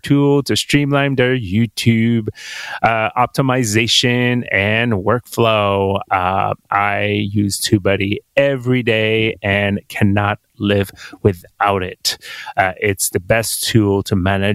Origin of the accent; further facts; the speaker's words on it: Quebec, Canada; I'm born and raised Quebec. So I went to French school most of my life, and which is why I have this weird accent